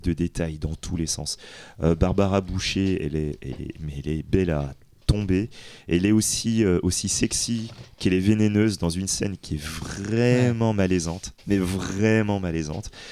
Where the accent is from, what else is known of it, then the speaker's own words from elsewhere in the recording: France; nous en tant que Français